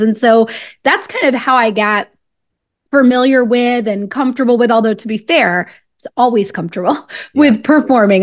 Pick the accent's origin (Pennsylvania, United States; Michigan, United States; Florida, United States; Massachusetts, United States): Florida, United States; Pensacola; moved away; also born or lived in Washington, District of Columbia, United States; I'm originally from Pensacola, Florida